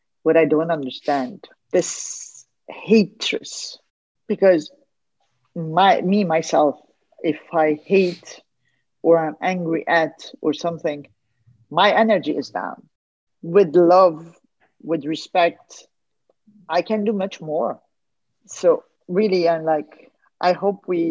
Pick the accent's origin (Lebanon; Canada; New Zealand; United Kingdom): Lebanon; I'm a Lebanese from Armenian origin